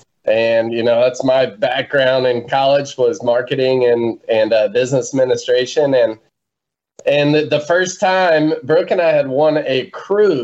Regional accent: South Mississippi, United States; We're from South Mississippi

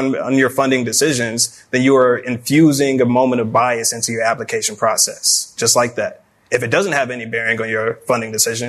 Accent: Lexington, Kentucky, United States; I'm from Lexington, Kentucky.

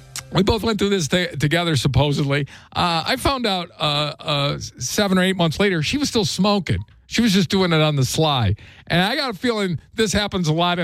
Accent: Saginaw, Michigan, United States; Where I grew up in Saginaw, you're issued a pack of cigarettes

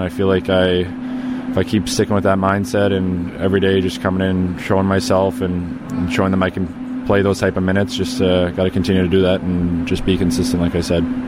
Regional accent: outside of Toronto, Ontario, Canada; moved away as an adult; now in Chicago, United States; Growing up outside of Toronto, I never really was into in the big city there

